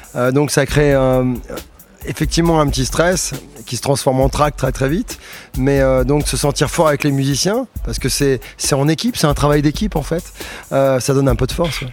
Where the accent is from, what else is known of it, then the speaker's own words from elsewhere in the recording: Suresnes, Île-de-France, France; also born or lived in Paris; je suis né à Suresnes, euh, dans les Hauts-de-Seine